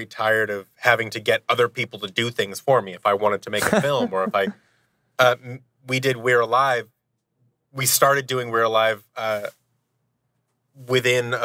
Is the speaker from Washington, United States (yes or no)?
yes; Seattle, Washington, United States; I grew up in Seattle, Washington